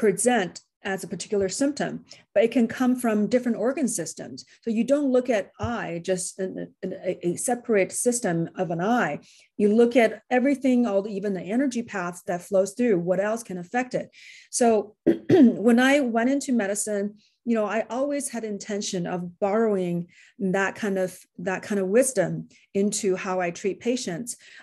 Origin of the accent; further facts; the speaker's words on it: Beijing, China; moved away as an adult; now in California, United States; I grew up in China. I spent my first 20 years in Beijing.